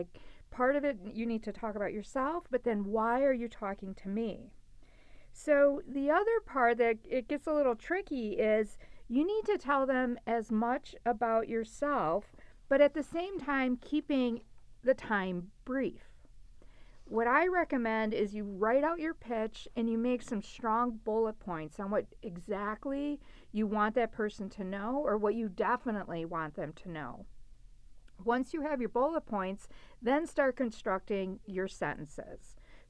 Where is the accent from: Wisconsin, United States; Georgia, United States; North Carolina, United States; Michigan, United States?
Wisconsin, United States; Milwaukee; I'm originally from Milwaukee, Wisconsin, and looking for entry-level business management opportunities in the Midwest.